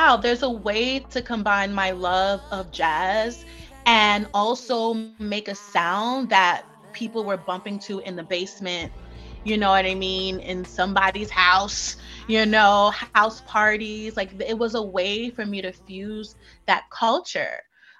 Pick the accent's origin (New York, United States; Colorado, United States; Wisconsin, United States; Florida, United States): New York, United States; Brooklyn; In Bushwick, actually.